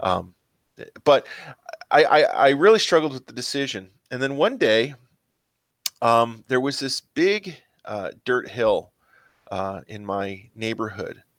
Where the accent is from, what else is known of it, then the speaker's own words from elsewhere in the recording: Mount Prospect, Illinois, United States; I grew up in Mount Prospect, Illinois